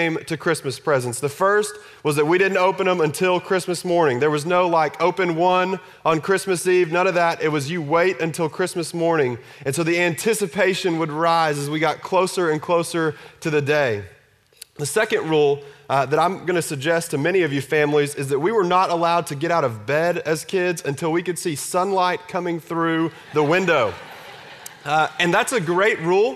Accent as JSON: {"language": "English", "region": "Texas", "country": "United States", "tie": "born or raised there", "said": "I grew up in Texas"}